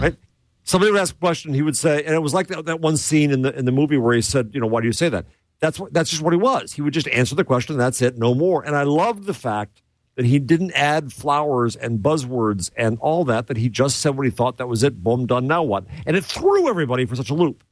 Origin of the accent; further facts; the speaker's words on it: United States; I'm American